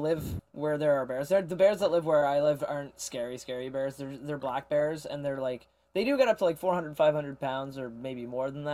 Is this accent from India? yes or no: no; Canada; As a Canadian